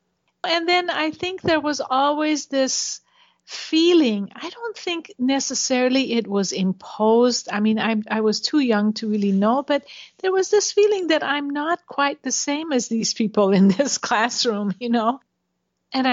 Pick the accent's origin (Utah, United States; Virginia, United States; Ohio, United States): Utah, United States; Logan; also born or lived in Tehran, Iran; for the first 10 years of my life, I lived in Iran, in Tehran. And then after 10, I grew up for 35 years in Utah.